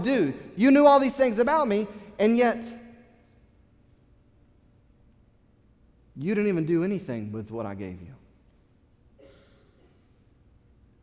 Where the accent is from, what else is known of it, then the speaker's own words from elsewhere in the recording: United States; as an American